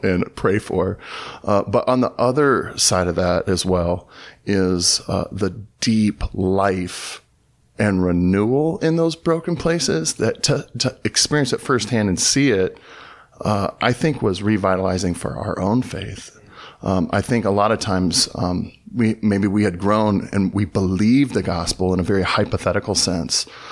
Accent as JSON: {"language": "English", "region": "Southern California", "country": "United States", "tie": "born or raised there", "also_born_or_lived": "Dayton, Tennessee", "moved": "as an adult", "lives_now": "Los Angeles, United States", "said": "I grew up in Southern California"}